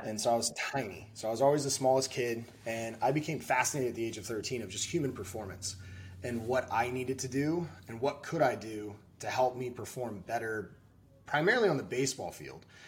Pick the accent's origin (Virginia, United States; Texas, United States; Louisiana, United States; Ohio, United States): Texas, United States; I was in Texas. I was born in Texas